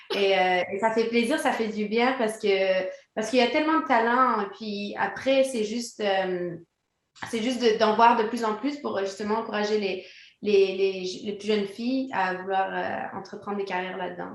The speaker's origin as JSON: {"language": "French", "region": "Quebec", "country": "Canada", "tie": "born or raised there", "also_born_or_lived": "France", "said": "je suis née en France. J'ai grandi au Québec"}